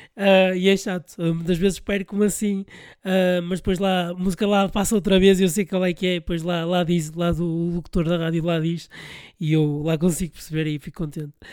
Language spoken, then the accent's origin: Portuguese; Porto, Norte, Portugal; Eu sou do Porto